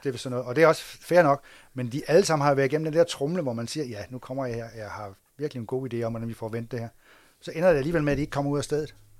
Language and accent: Danish; Assens, Southern Denmark, Denmark; det, hvor jeg kommer fra